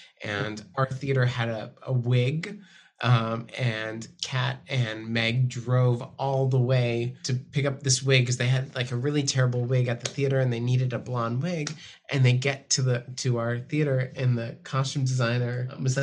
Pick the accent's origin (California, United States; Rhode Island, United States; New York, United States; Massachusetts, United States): Massachusetts, United States; Framingham; I grew up just outside of Boston in a town called Framingham, Massachusetts